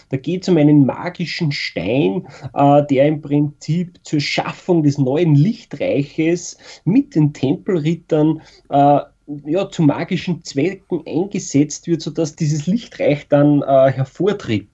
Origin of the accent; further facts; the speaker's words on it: Austria; Bei uns in Österreich